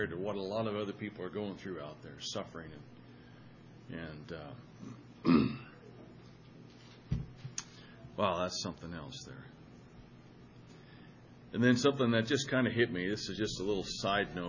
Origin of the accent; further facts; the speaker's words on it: Madras, Oregon, United States; moved away; also born or lived in Wyoming; my hometown of Madras